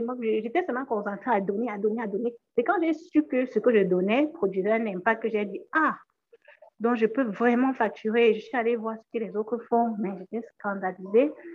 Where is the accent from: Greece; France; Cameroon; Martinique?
Cameroon; je viens d'une région de, du Cameroun où il y a quand même du respect